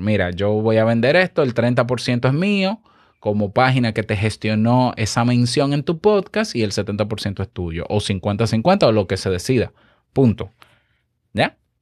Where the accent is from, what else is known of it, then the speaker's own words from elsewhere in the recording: Dominican Republic; yo, que soy dominicano